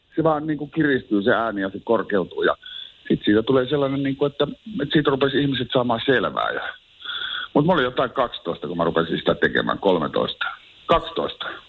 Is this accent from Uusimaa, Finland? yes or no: no; Oulu, North Ostrobothnia, Finland; oon Oulusta kotosi ja syntynyt siihen